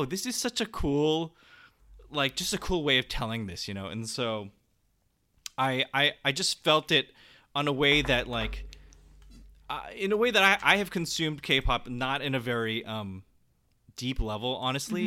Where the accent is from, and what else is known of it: San Jose, California, United States; born or raised there